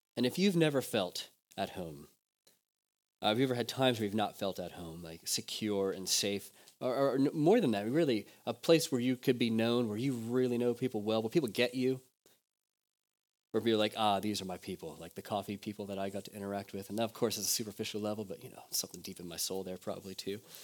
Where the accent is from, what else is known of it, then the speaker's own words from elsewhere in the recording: United States; moved away; I'm just American